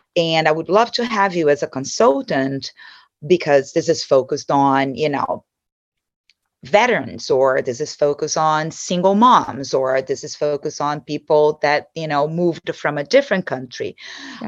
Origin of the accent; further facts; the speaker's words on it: Brazil; English is a second language; moved away as an adult; also born or lived in São Paulo, Brazil / Dallas, United States / New York, United States; now in United States; I was born and raised in Brazil